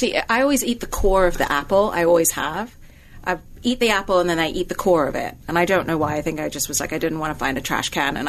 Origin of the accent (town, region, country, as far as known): India